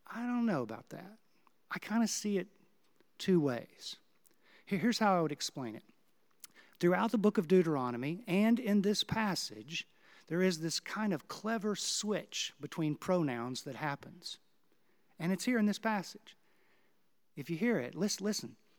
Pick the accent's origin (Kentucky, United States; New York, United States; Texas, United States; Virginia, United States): Texas, United States; Houston; now in Kansas City, United States; my hometown of Houston